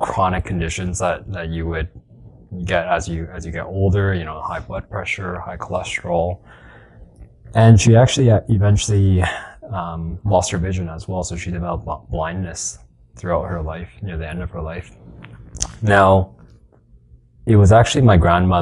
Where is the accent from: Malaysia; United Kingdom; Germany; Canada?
Canada; Edmonton, Alberta; born and raised in Edmonton